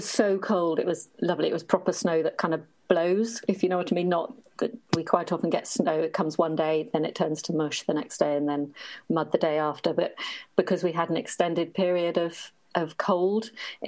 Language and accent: English; Norfolk, East of England, United Kingdom; I come from Norfolk, which is in the east of England.